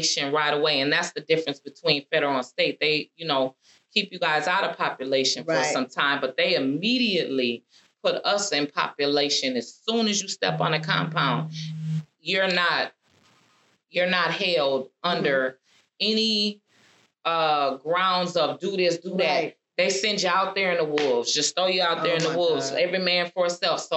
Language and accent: English; Minnesota, United States; I was in from Minnesota